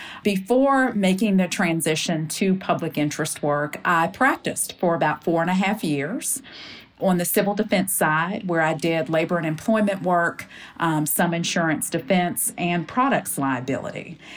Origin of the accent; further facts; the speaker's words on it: Winchester, Virginia, United States; now in Mississippi, United States; I am originally from Winchester, Virginia. Went to college at Hollins University, which is in Roanoke, Virginia, southwestern part of the state, and law school at the University of Virginia. And have been living in Mississippi since I graduated from law school in 2006.